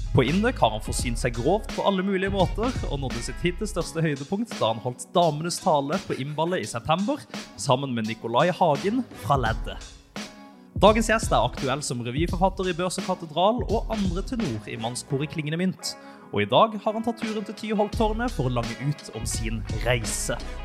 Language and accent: Norwegian; Elverum, Innlandet, Norway; jeg er født i Elverum